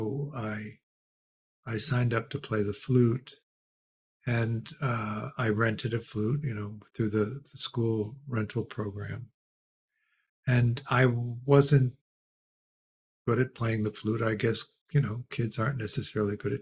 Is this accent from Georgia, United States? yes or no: no; Chicago, Illinois, United States; We grew up in Chicago